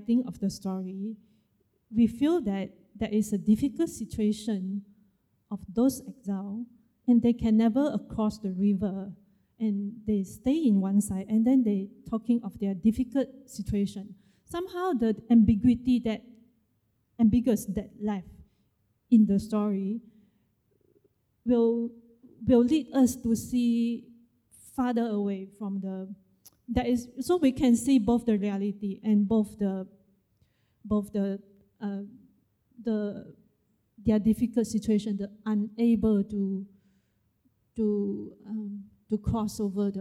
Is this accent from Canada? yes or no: no; Malaysia; I am a Malaysian Chinese